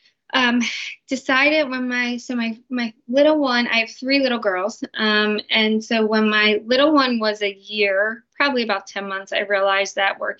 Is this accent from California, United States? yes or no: no; New Jersey, United States; I'm from New Jersey